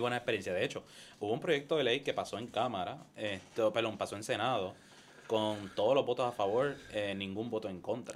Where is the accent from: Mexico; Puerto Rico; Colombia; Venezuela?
Puerto Rico; Caguas; soy de Cagua, esto, de Bairoa.